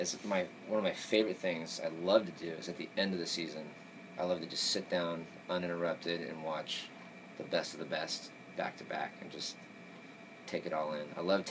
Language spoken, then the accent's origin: English; Orange County, California, United States; I'm from Orange County